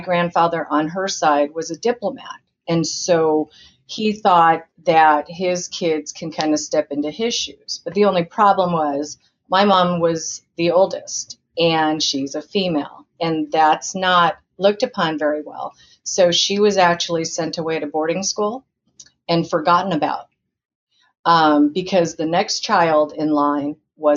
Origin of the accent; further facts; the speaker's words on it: Indiana, United States; now in Orange County, United States; I was born in Indiana